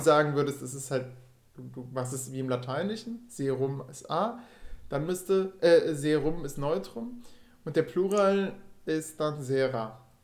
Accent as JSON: {"language": "German", "region": "Rhineland", "country": "Germany", "moved": "yes", "said": "dass ich von denen als Rheinländer wahrgenommen werde"}